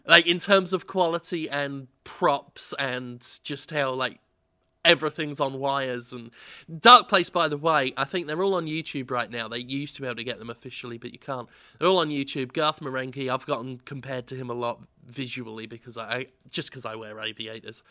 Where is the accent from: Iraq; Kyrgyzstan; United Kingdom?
United Kingdom; England; I'm, I'm so English